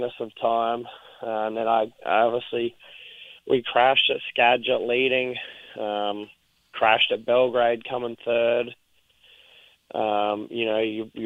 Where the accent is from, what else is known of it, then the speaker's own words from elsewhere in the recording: Australia; I'm Australian. I'm not Texan.